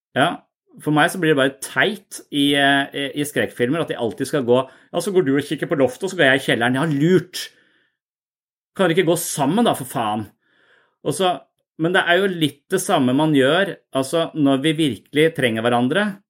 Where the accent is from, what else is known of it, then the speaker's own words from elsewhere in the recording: Eastern Norway, Norway; moved away as an adult; now in Southern Norway (Sørlandet), Norway; jeg er fra Østlandet